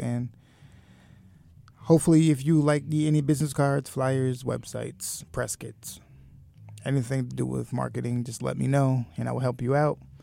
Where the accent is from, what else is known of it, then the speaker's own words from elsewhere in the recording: Westbury, New York, United States; I grew up in Westbury. Long Island.